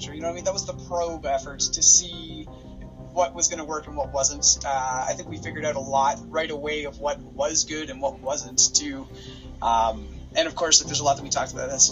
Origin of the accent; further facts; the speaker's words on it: Capreol, Ontario, Canada; I'm from Cape Rail, the place you should learn about.